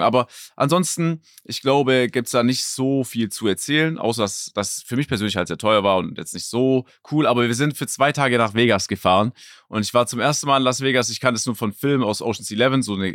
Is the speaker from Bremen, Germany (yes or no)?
no; Stuttgart, Baden-Württemberg, Germany; Stuttgart, wo ich herkomme